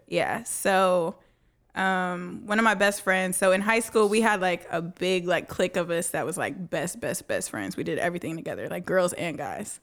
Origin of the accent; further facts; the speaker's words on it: Dallas, Texas, United States; Born and raised in Dallas